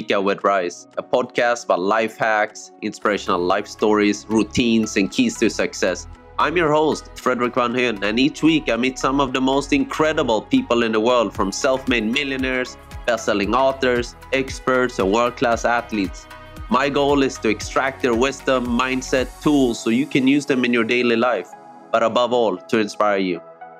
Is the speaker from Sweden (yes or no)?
yes; Sweden; You know, I'm from Sweden, right?